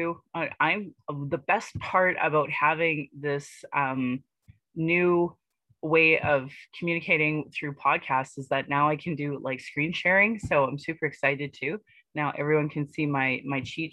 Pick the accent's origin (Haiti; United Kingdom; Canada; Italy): Canada; Calgary, Alberta; I was born here in Calgary